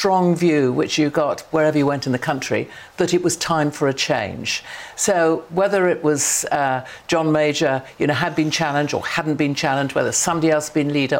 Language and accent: English; Sheffield, Yorkshire and the Humber, United Kingdom; I come from Sheffield, so I come from, if you like, a red wall.